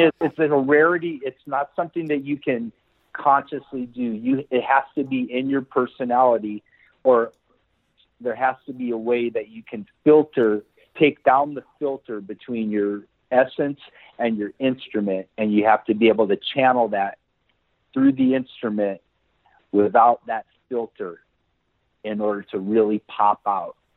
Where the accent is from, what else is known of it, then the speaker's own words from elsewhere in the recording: Santa Cruz, California, United States; moved away as an adult; also born or lived in Los Angeles; I was in my hometown in in Santa Cruz